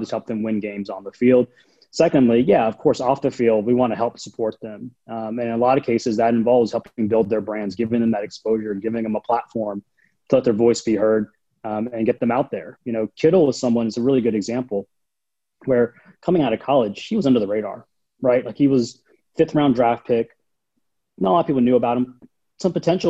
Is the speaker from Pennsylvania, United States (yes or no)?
no; North Carolina, United States; also born or lived in New York; now in San Francisco Bay Area, United States; I grew up in North Carolina